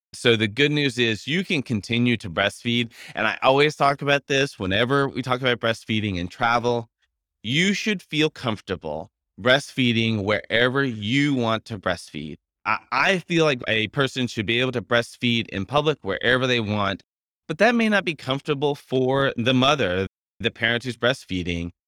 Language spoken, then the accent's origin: English; Louisiana, United States; I am from Louisiana